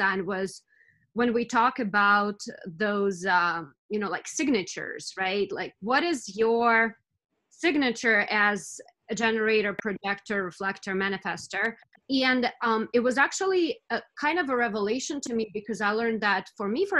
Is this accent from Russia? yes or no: yes; Russia; moved away; I'm from Russia originally